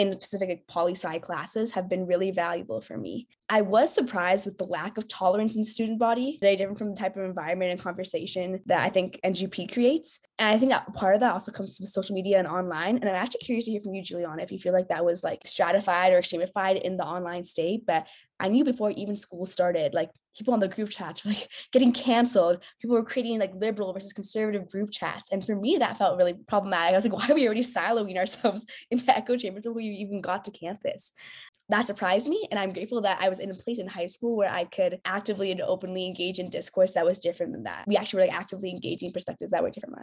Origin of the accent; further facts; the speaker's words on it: Bay Area, California, United States; I'm from the Bay Area